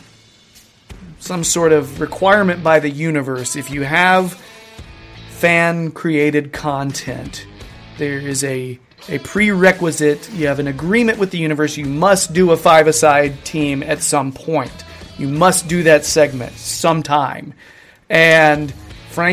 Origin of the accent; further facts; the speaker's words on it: United States; I am American guy.